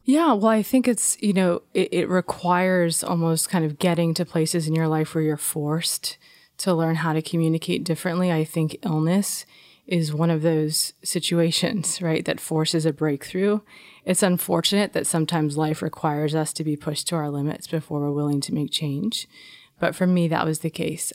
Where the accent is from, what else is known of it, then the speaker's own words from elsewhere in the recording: Los Angeles, California, United States; I grew up here in Los Angeles